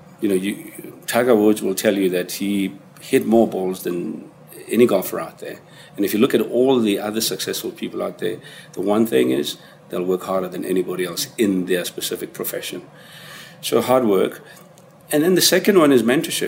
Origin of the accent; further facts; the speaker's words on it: Soweto, Gauteng, South Africa; I grew up in Soweto, and I'm a child of the 70s